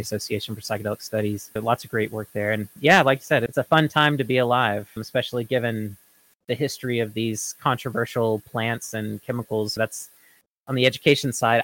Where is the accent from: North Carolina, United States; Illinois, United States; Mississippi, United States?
Mississippi, United States; Florence; now in Oregon, United States; my hometown of Florence, Mississippi